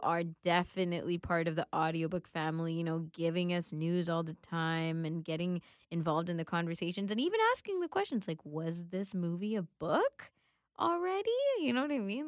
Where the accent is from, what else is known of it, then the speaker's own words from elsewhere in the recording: Canada; also born or lived in Sri Lanka; though I grew up in Canada, most of my childhood was spent here